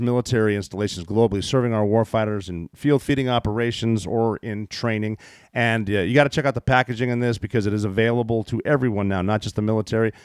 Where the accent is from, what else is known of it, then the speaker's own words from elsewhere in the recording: United States; I was born here